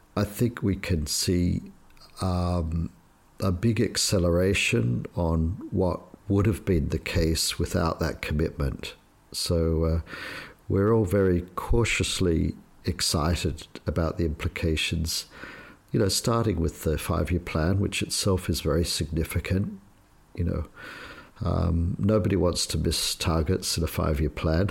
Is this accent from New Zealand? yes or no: no; Australia; moved away as an adult; now in Shanghai, China; I was brought up in Australia